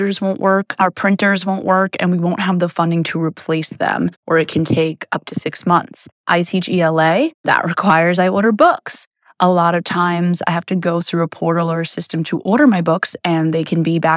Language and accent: English; New York City, New York, United States; When I was growing up in Queens, I actually went to a public school and there were 4,000 students